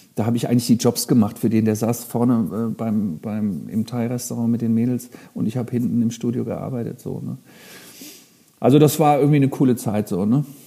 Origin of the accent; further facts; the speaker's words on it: Frankfurt, Hesse, Germany; also born or lived in Minden; now in Hamburg, Germany; Ich komme ja aus Frankfurt ehemals.